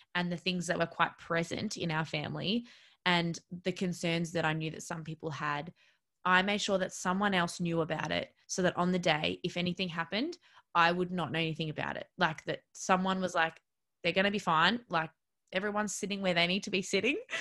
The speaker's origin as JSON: {"language": "English", "town": "Melbourne", "region": "Victoria", "country": "Australia", "said": "I'm originally from Melbourne"}